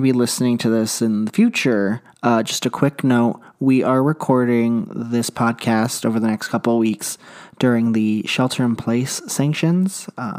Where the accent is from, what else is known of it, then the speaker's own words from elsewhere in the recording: Phoenix, Arizona, United States; Growing up in Phoenix, Arizona, I was fortunate enough to have a loving family that was able to find me different resources after I came out.